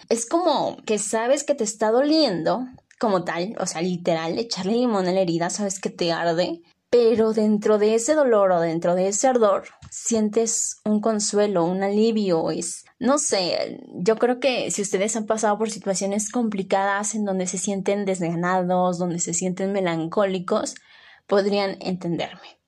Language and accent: Spanish; Mexico; aquí en México